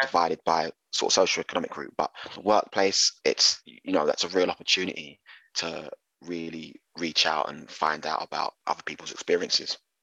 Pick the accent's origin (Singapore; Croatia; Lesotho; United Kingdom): United Kingdom; London; growing up in East London